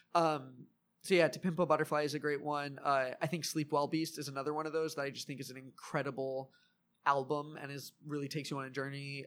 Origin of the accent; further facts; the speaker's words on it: Wrightwood, California, United States; also born or lived in Lakewood, California; now in Long Beach, United States; I grew up in the mountains, so I grew up in Wrightwood for a while